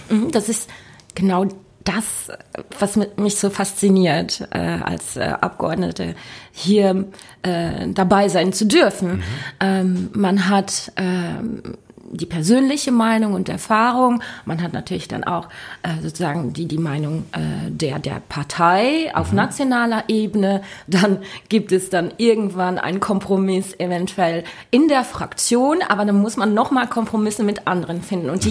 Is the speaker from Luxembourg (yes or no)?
yes; Luxembourg; ich bin ja Luxemburgerin